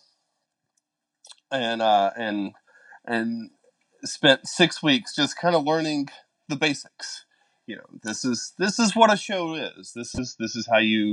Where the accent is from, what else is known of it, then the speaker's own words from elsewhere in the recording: West Helena, Arkansas, United States; now in Orlando, United States; I was born in a very small town in Arkansas called West Helena